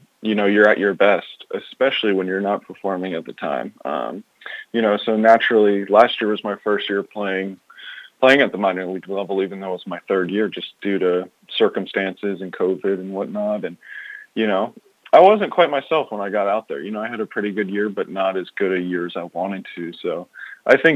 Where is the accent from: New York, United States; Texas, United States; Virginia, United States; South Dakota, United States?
Virginia, United States; Chesapeake; I grew up in Chesapeake, Virginia